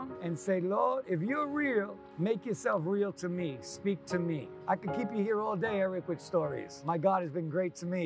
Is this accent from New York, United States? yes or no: yes; New York, United States; I grew up in New York, grew up in Queens.